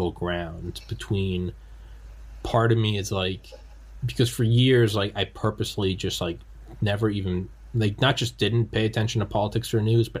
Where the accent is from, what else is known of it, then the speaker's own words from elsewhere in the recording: New England, United States; I'm from New England